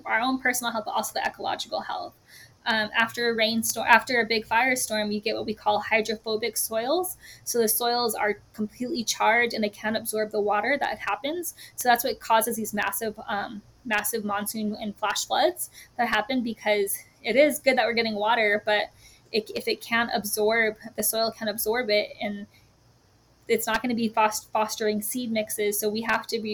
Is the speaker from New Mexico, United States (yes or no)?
yes; New Mexico, United States; I grew up in New Mexico. It's always going to be my home